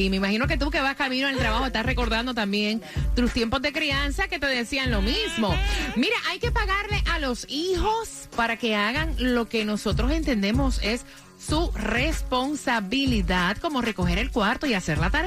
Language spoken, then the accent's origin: Spanish; Dominican Republic; República Dominicana.